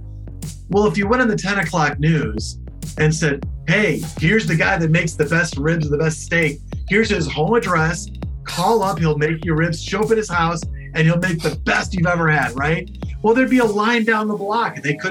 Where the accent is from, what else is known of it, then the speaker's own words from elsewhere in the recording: Chicago, Illinois, United States; now in New York, United States; I grew up in Chicago